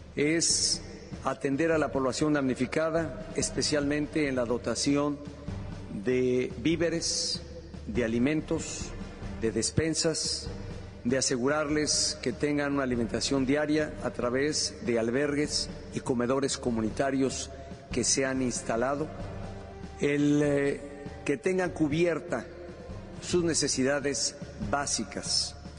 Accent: Mexico; somos la familia mexicana

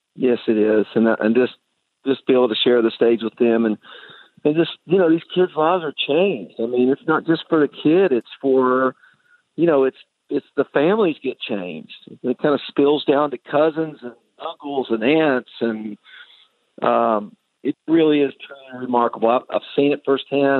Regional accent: Nashville, Tennessee, United States; with the Nashville Symphony here in my hometown.

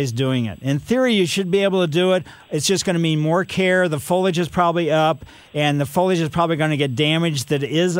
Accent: Ellisville, United States; when I was a kid growing up in Ellisville

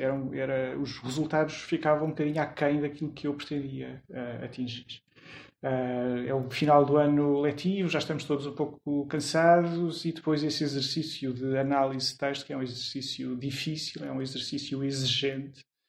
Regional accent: Lisbon, Portugal; also born or lived in Porto Alegre, Brazil; eu vim para Lisboa com um ano, um ano e pouco

